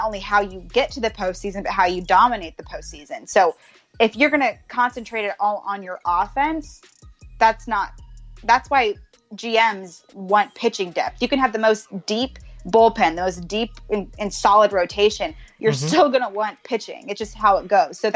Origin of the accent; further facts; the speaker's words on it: Baltimore, Maryland, United States; now in Bay Area, United States; I was born in Baltimore.